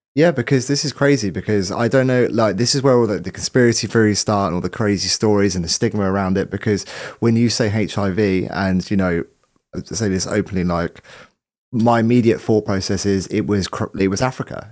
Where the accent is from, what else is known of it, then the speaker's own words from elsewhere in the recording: Southampton, South East England, United Kingdom; moved away; I'm from Southampton originally